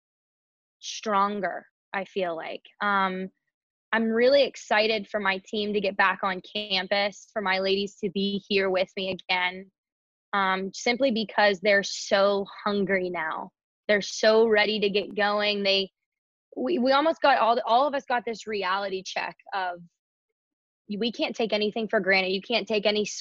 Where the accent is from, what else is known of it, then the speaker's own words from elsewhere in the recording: Pittsburgh, Pennsylvania, United States; moved away as an adult; now in New York, United States; I'm from Pittsburgh, PA